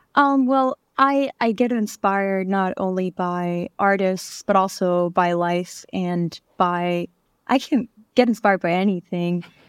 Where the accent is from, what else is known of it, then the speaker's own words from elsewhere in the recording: Vienna, Austria; moved away as an adult; now in New York, United States; I grew up in Austria, Vienna